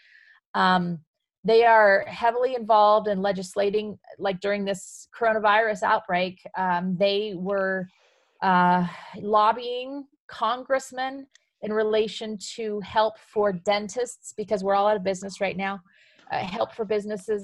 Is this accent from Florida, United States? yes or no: no; Emery County, Utah, United States; also born or lived in Provo, Utah / Omaha, Nebraska; Born in Provo, Utah, of all places. I was raised in Emory County, though, kind of central Utah area